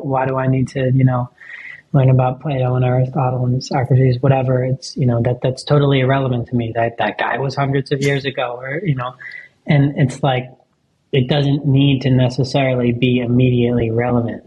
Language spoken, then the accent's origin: English; New York, United States; moved away as an adult; now in Australia; I grew up in New York